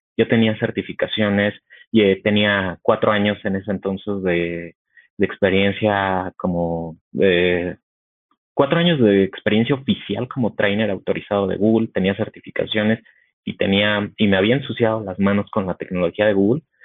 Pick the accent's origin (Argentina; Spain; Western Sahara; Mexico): Mexico; Mexico City; soy mexicano y vivo en la Ciudad de, de, México. Aquí estoy. Soy, soy capitalino de toda la vida.